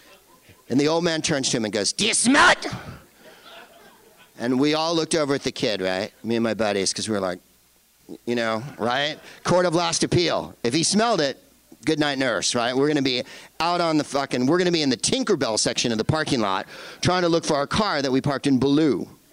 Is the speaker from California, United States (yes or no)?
yes; San Francisco, California, United States; And you're like, I'm from San Francisco.